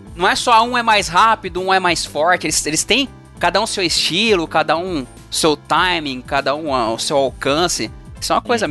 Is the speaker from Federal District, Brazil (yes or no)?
no; São Bernardo do Campo, São Paulo, Brazil; eu nasci em São Bernardo